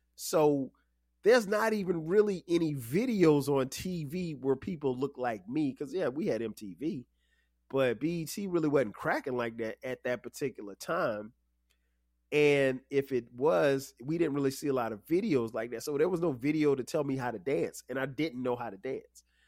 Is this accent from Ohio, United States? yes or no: no; Florence, South Carolina, United States; Middle school for me in my hometown of Florence, South Carolina, uh, was seventh and eighth grade